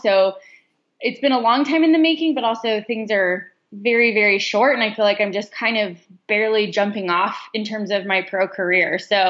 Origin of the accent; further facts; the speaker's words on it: Denver, Colorado, United States; I am born and raised in Denver, Colorado. So that's where I'm at now. And I've been here pretty much my whole life.